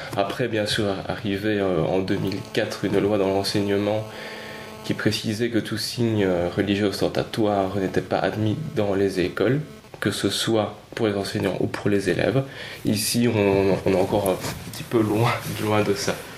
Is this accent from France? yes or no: no; Belgium; Nous sommes donc des Belges